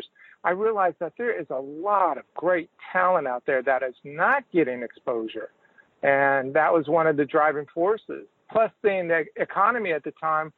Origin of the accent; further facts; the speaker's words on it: Los Angeles, California, United States; moved away as an adult; also born or lived in Houston, Texas / Dallas-Fort Worth, Texas / Galveston, Texas; now in Austin, United States; I'm a third-generation Texan. I was born in Houston, but I grew up in Los Angeles. Lived there for approximately 27 years.